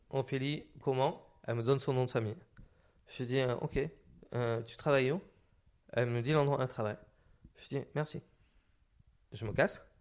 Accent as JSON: {"language": "French", "region": "Occitania", "country": "France", "tie": "born or raised there", "said": "j'ai grandi dans les Hautes-Pyrénées, dans un bled et tout ça."}